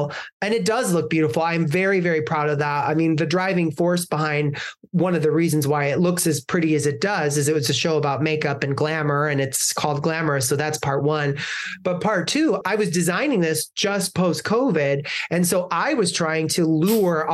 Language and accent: English; Ottawa, Illinois, United States; where I grew up in Ottawa, Illinois